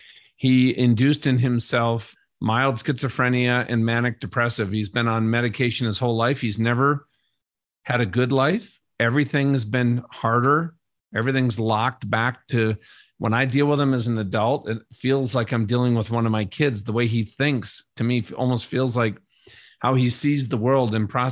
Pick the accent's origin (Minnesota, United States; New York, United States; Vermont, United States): Minnesota, United States; I grew up in Minnesota.